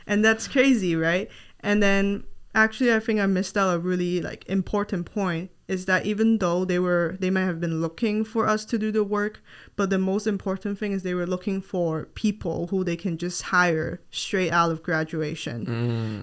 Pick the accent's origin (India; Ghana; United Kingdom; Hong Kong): Hong Kong; moved away as an adult; now in Gainesville, United States; I am not from the U S, and I moved here from Hong Kong when I was nineteen to start my college education.